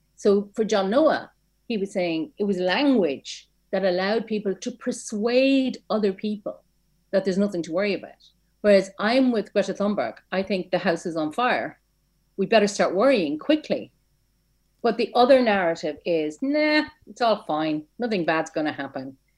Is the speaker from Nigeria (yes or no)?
no; Ireland; I never left my hometown